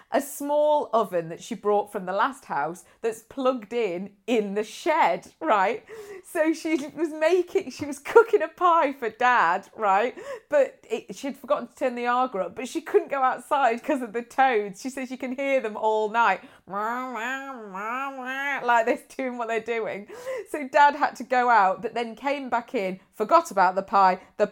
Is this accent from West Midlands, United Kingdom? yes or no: yes; Nuneaton, West Midlands, United Kingdom; born there; I was born in Nuneaton.